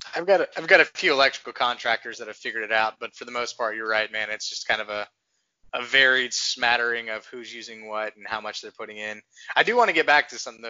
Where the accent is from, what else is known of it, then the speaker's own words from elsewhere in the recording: Texas, United States; I grew up in Texas